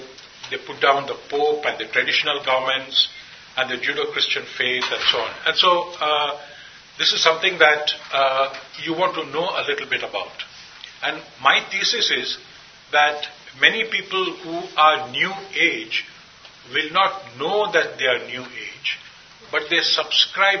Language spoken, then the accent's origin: English; India; I come from India